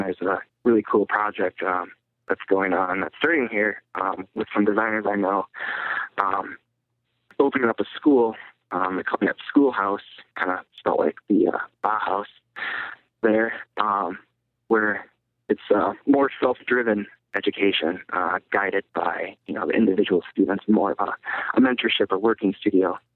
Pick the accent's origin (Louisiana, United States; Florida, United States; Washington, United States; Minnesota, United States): Minnesota, United States; Minneapolis; I'm from Minneapolis